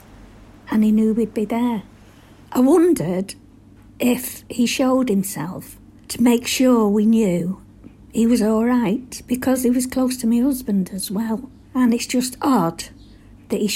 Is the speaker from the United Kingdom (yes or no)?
yes; Cheshire, North West England, United Kingdom; I'm from Cheshire.